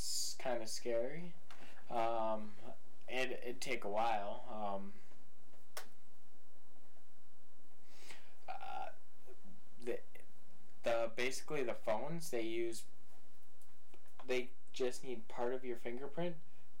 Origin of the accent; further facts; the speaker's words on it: mid British Columbia, Canada; I'm from Upper BC. Not way up there, but mid BC